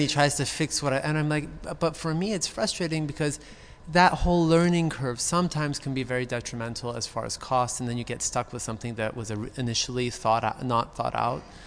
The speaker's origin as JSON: {"language": "English", "town": "Beverly Hills", "region": "California", "country": "United States", "tie": "born or raised there", "said": "I was born in Cedar Sinai, right down the street. I'm, uh, I grew up in Beverly Hills."}